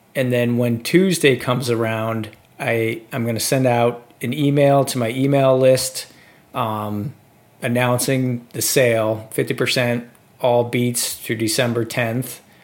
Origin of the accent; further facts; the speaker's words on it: Detroit, Michigan, United States; I'm from from Detroit